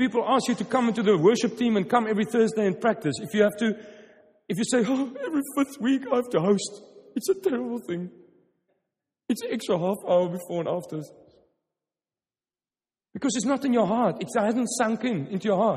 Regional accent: Stellenbosch, Western Cape, South Africa; first language Afrikaans; English is a second language; I'm from Stellenbosch, wine country.

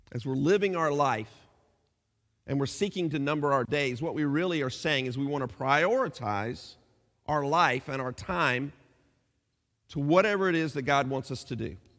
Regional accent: United States; moved away as an adult; now in England, United Kingdom

